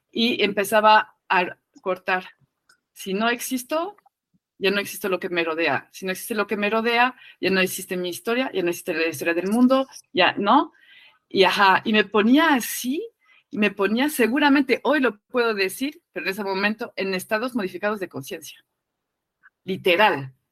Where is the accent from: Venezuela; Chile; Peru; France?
France; now in Mexico; Eh, estoy en México, crecieron en México, yo vengo de Francia, no se habla de la muerte, ¿no?